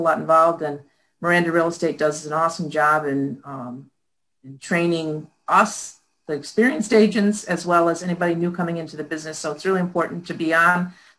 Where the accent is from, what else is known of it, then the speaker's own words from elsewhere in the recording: Connecticut, United States; moved away as an adult; also born or lived in Clifton Park, New York; I grew up in Connecticut